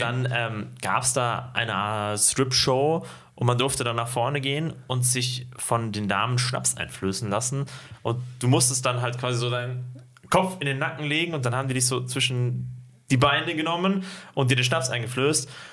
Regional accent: Ismaning, Bavaria, Germany; now in Bad Aibling, Germany; meinem Heimatort

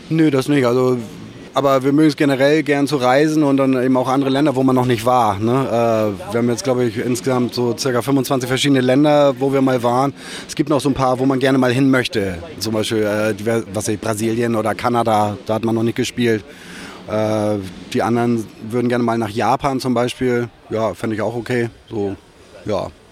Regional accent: Germany; also born or lived in Hamburg; bin auch in so einer Kleinstadt damals in der Nähe von Hamburg eingeschult worden

